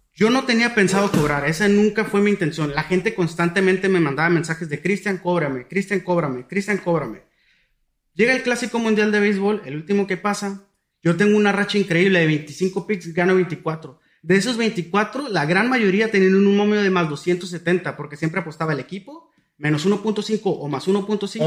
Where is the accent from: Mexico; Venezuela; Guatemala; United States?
Mexico; Tijuana, Baja California; yo soy de Tijuana